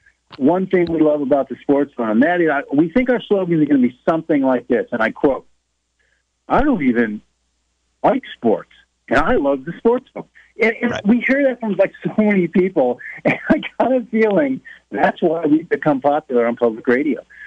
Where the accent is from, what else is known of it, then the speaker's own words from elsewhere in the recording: Jamestown, New York, United States; moved away; I'm in Jamestown, New York, my hometown, the home of the Jamestown Red Raiders. You've seen pictures of my high school basketball team